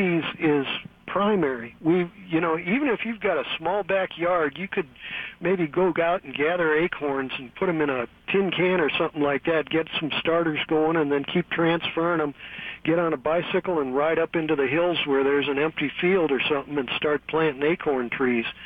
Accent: St. Louis, Missouri, United States; now in Pittsburgh, United States; I'm originally from St. Louis, and we had a basement in my parents' house

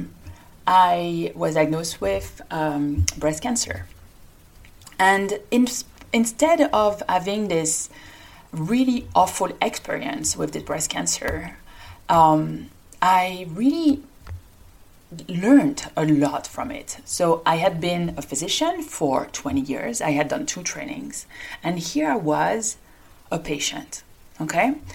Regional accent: France; accent: French; English is a second language; moved away as an adult; also born or lived in Paris, France / Lyon, France / New York City, United States; now in Denver, United States; I, like my accent indicates, I come from France

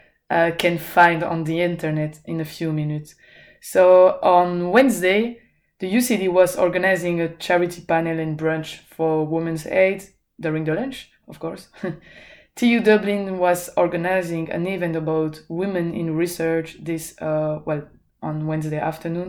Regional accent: Belgium; English is a second language; moved away as an adult; now in Ireland; I come from Belgium, which is also a French-speaking country.

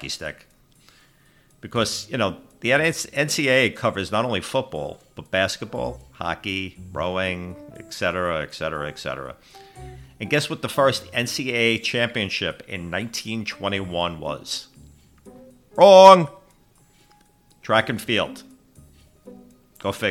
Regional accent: Northeast, United States; moved away as an adult; now in Southeast, United States; my hometown area in the Northeast

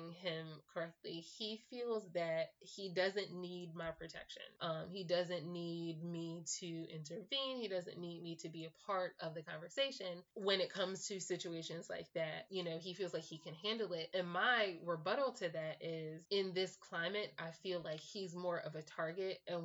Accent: Philadelphia, Pennsylvania, United States; I grew up in Philadelphia.

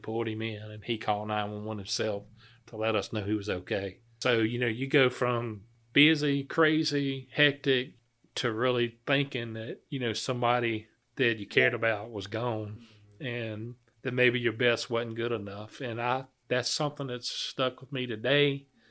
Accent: Blairs, Virginia, United States; I grew up in the Blairs area

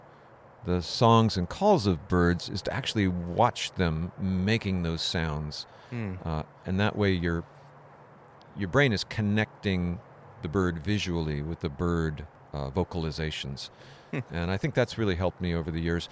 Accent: Southern California, United States; moved away; where I grew up in Southern California

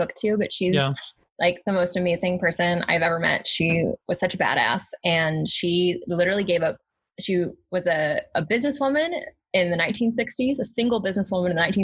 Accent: Arkansas, United States; I'm from Arkansas

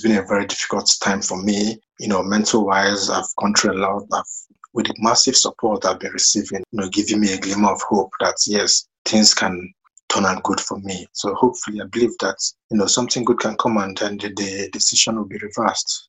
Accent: Nigeria; moved away as an adult; now in United Kingdom; growing up in Nigeria

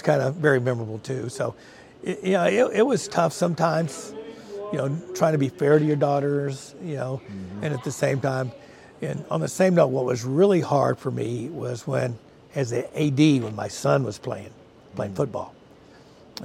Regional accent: Richardson, Texas, United States; also born or lived in Dallas; I grew up in the Richardson area

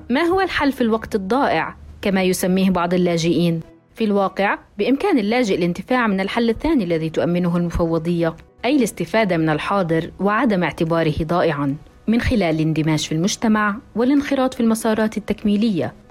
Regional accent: Iraq; now in Jordan; لان هنا حاولنا نحصل احنا كعراقيين على تصاريع عمل ما قدرنا نهائيا

